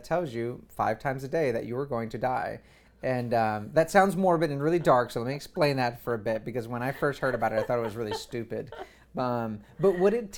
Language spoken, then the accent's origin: English; United States; we're American